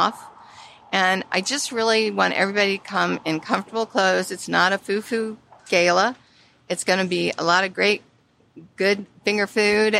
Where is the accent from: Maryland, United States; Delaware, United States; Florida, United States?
Maryland, United States; Prince George's County; I was born and raised in Prince George's County